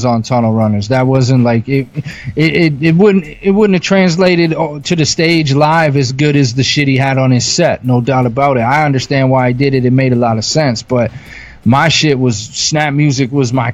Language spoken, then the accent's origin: English; Canada; I'm Canadian